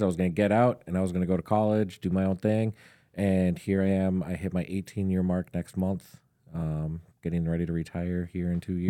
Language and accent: English; St. Stephen, Minnesota, United States; I actually grew up just north of Saint Cloud, um, in a very small town called Saint Stephen